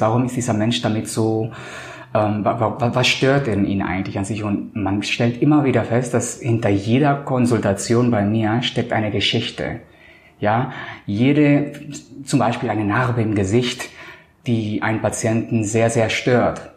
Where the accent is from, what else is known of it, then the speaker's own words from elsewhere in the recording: Colombia; now in Hamburg, Germany; Ich bin ja Kolumbianer